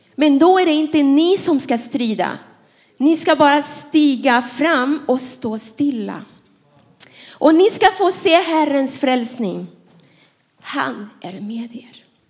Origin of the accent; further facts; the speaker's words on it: Panama; Swedish is a second language; now in Sweden; jag är inte svensk, jag är från Panama